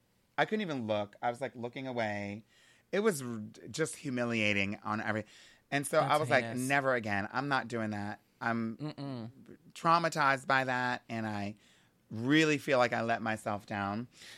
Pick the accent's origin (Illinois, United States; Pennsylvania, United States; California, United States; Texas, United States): Pennsylvania, United States; Hershey; And I'm from Hershey, so that was like special for us.